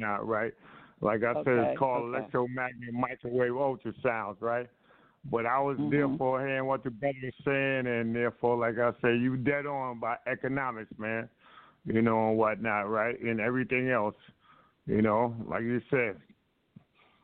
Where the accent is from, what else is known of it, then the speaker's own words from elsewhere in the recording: New York City, New York, United States; born and raised in Harlem